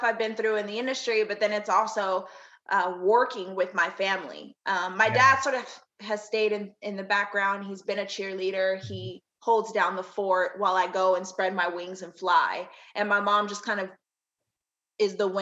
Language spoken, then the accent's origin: English; Texas, United States; also born or lived in Hampton, Virginia; I was born in Hampton, Virginia. I don't remember much about it because I was only there for a short amount of time. So I've spent most of my life in Texas. So I brand myself as a Texas girl.